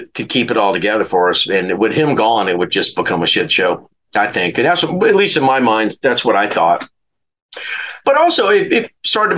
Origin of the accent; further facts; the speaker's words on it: New Orleans, Louisiana, United States; I'm a Southern dude. I'm from New Orleans.